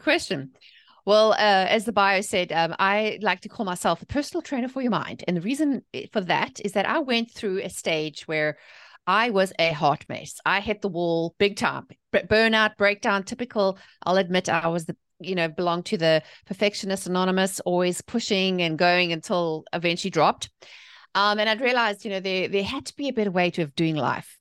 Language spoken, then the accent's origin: English; South Africa; moved away as an adult; also born or lived in England; now in United States; I'm from South Africa. I was born and raised there.